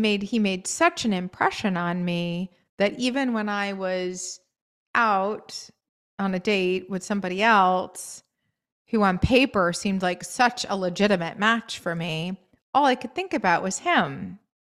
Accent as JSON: {"language": "English", "region": "New England", "country": "United States", "tie": "born or raised there", "also_born_or_lived": "Maine", "moved": "yes", "said": "I grew up in New England"}